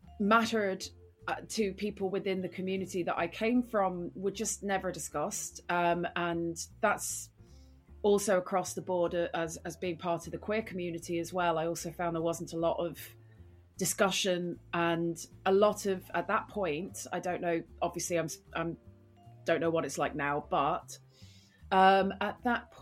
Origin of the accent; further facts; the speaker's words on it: Rathbarry, Munster, Ireland; moved away as an adult; also born or lived in Dublin / Britain; now in United Kingdom; I'm from West Cork